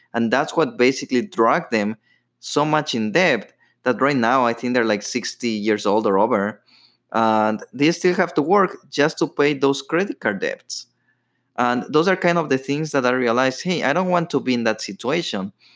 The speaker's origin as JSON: {"language": "English", "country": "Ecuador", "tie": "born or raised there", "moved": "yes", "said": "I grew up in Ecuador"}